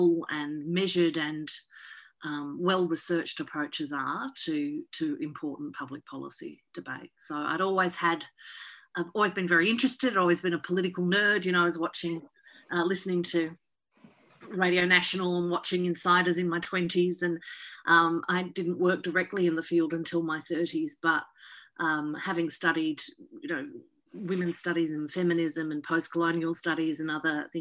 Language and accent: English; Latrobe Valley, Gippsland, Victoria, Australia; also born or lived in north of England; I grew up for the first 10 years we were in Australia, we were in the Latrobe Valley in Gippsland in Victoria. And then we moved to the city in my teenage years